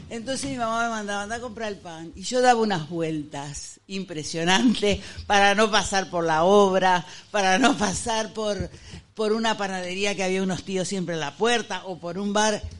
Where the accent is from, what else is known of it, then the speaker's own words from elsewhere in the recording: Argentina; moved away; yo soy argentina.